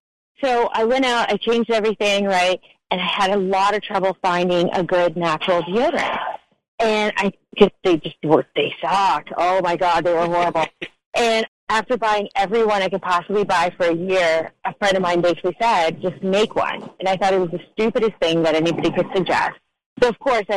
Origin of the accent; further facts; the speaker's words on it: Ukraine; moved away; I was born in the Ukraine when it was still under Soviet rule